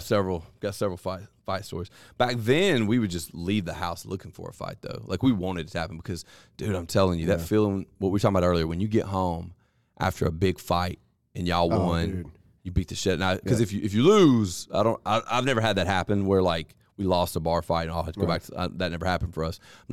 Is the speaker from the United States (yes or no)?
no; England, United Kingdom; now in Spain; I'm English, but live in the mountains in southern Spain.